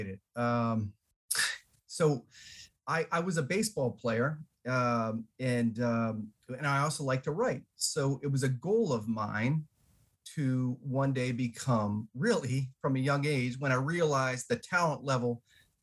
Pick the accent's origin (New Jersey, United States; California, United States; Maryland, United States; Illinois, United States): Maryland, United States; moved away as an adult; also born or lived in Florida; I'm from Maryland.